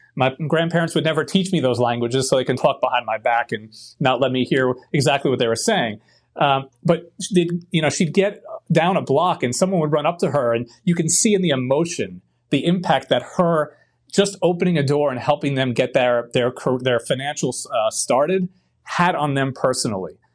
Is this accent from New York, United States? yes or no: yes; New York City, New York, United States; moved away; also born or lived in Bronx, New York / Queens, New York; I grew up in Brooklyn, New York, with uh, my grandmother, grandfather, my great grandmother.